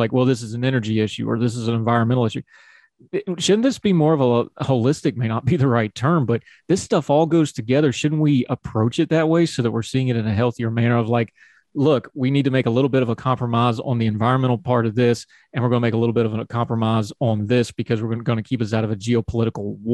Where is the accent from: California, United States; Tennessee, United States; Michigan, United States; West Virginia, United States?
West Virginia, United States; parts of West Virginia I don't want a pipeline through because, you know, I'm literally where I grew up. They got my hometown right now